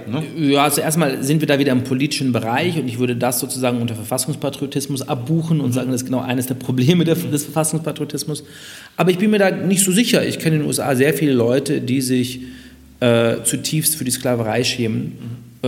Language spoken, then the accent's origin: German; Munich, Bavaria, Germany; moved away; als geborener Münchner